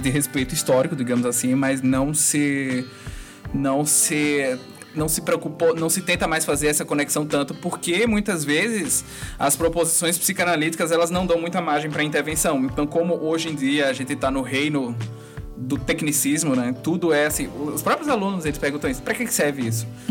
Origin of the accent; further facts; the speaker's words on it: Northeast Region, Brazil; Eu sou do Nordeste